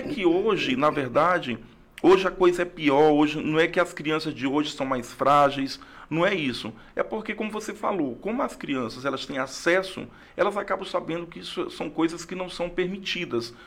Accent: Rio Branco, Acre, Brazil; also born or lived in Tarauacá; Sou acriano, nasci em Tarauacá no ano de 1975. Mas com dois anos vim para Rio Branco com meus pais, com minha família e estou aqui sou acriano, acriano mesmo, nascido em Tarauacá, mas um pouco mais rio-branquense do que tarauacaense.

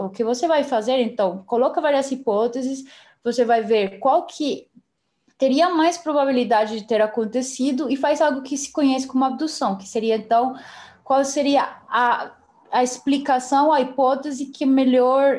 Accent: Colombia; Portuguese is a second language; moved away as an adult; also born or lived in Belo Horizonte, Brazil / São Paulo, Brazil; now in Brazil; Eu sou colombiana. É, eu moro no Brasil faz sete anos e meio, quase oito

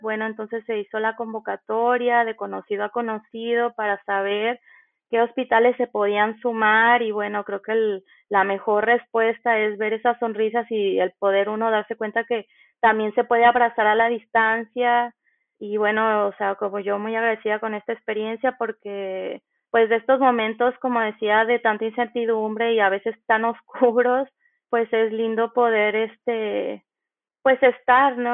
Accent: Nayarit, Mexico; moved away as an adult; now in Buenos Aires, Argentina; soy de Nayarit, México

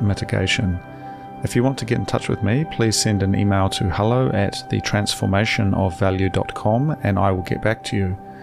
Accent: Hastings, Hawke's Bay, New Zealand; now in Wellington, New Zealand; I'm from Hastings

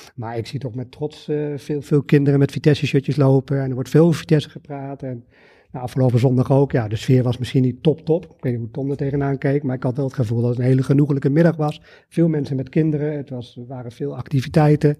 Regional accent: Arnhem, Gelderland, Netherlands; Ik ben geboren en getogen in Arnhem.

